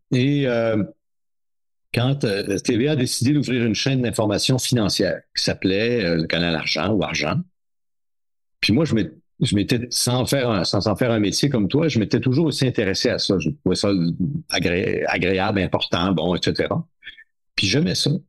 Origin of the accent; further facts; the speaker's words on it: New Carlisle, Quebec, Canada; moved away; à New Carlisle dans mon patelin de la, Gaspé, de la baie des Chaleurs en Gaspésie